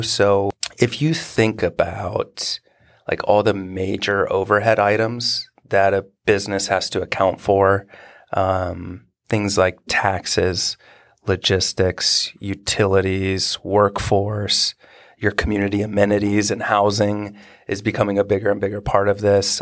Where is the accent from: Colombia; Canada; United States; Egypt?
United States; Marysville, Ohio; I grew up in Marysville and, you know, Honda came here in the eighties and set up.